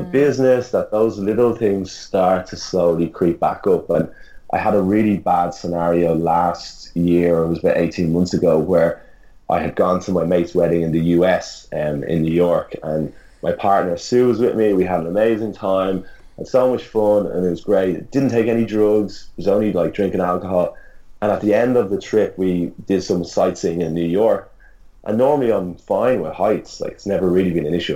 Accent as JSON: {"language": "English", "country": "Ireland", "moved": "yes", "lives_now": "Australia", "said": "as an Irish person"}